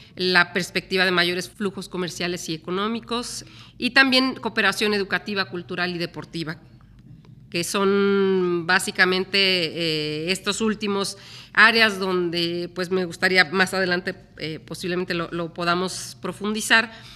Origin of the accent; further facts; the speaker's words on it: Mexico; moved away as an adult; now in Azerbaijan; somos mexicanos